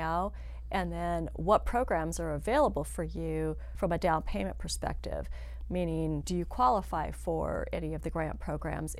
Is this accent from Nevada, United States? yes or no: yes; Northern Nevada, United States; I grew up in Northern Nevada, so I am definitely a native.